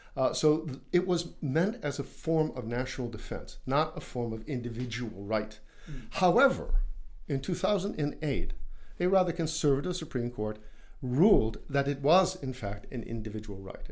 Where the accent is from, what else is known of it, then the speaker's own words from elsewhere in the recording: United States; as an American